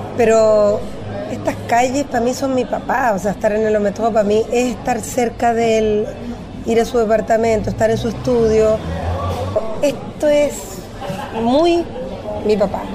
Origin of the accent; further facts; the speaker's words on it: Chile; also born or lived in Mexico; nosotros somos muy chilenos, chilenos chilenos